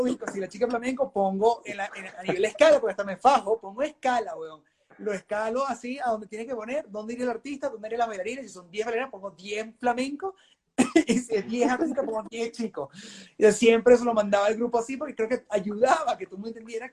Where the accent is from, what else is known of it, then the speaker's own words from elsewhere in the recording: Venezuela; moved away; obviamente vengo de Venezuela, soy malandro.